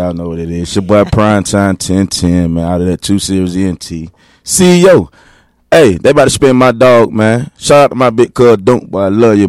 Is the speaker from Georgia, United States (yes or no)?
yes; East Point, Georgia, United States; I'm originally from East Point, Georgia.